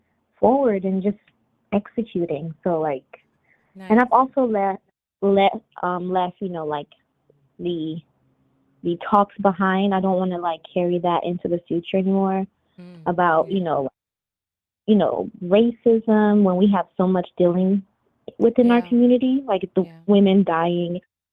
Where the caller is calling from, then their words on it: Atlanta, Georgia, United States; I'm calling from Atlanta.